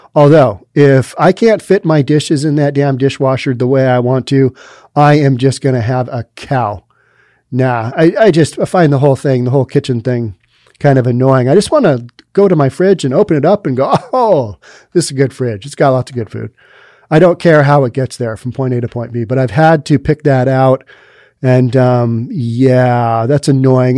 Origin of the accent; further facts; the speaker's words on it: Seattle, Washington, United States; I'm from Seattle where we just don't have heat